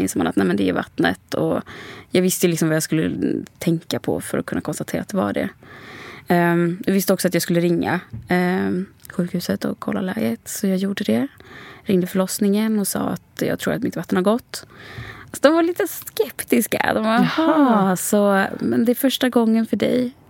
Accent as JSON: {"language": "Swedish", "country": "Sweden", "tie": "born or raised there", "also_born_or_lived": "Sri Lanka", "said": "Eh, och jag var två månader när jag kom till Sverige."}